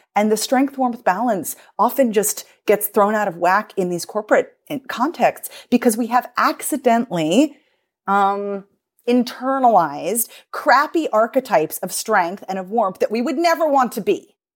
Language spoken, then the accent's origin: English; United States; me as an American